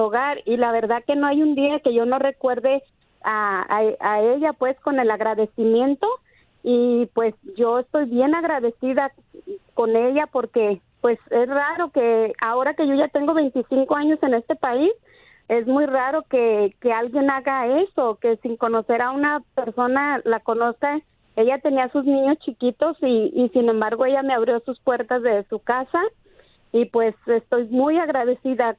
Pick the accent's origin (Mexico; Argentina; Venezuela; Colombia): Mexico; now in United States; yo soy de México